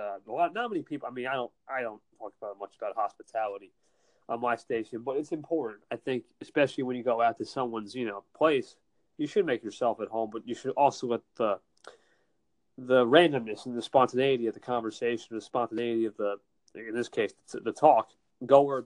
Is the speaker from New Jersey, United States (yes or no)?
yes; New Jersey, United States; I'm from NJ, New Jersey